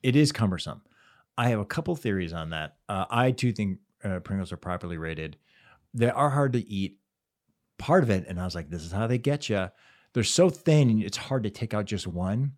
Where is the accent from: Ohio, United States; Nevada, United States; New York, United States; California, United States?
Ohio, United States; Cleveland; in Cleveland as a kid